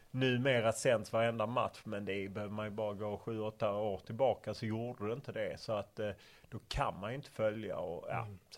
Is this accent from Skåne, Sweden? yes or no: yes; Lund, Skåne, Sweden; now in Stockholm, Sweden; Men jag kom från Lund och där cyklar många och alltid och det har jag tagit med mig till Stockholm.